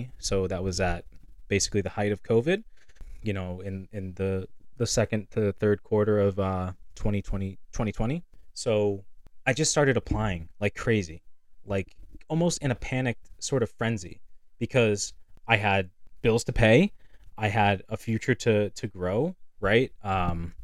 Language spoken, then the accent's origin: English; Lynn, Massachusetts, United States; moved away as an adult; now in Nashua, United States; we're from Lynn. There's Lynn Tech